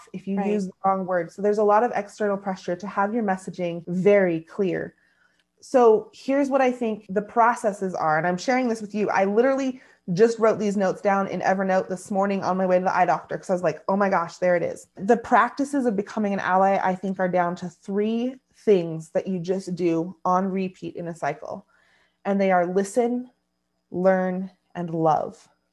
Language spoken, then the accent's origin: English; United States